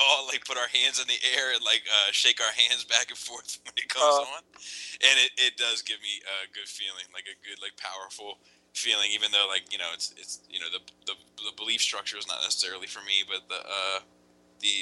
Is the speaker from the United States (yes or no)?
yes; Maryland, United States; I'm from Maryland, born and raised